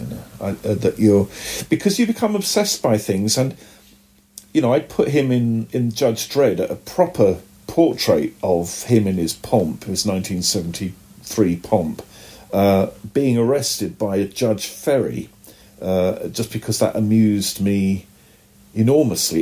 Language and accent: English; United Kingdom; accent: British; my British accent